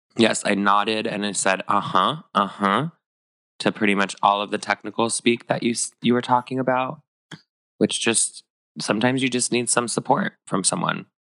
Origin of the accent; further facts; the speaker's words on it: Northern California, United States; me growing up in Northern California